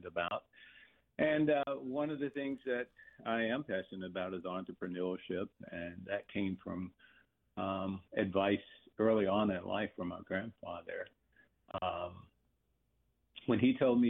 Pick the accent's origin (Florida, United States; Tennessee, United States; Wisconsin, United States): Tennessee, United States; Clarksville; moved away as an adult; I grew up in Clarksville, Tennessee, and at the age of 18, joined the Air Force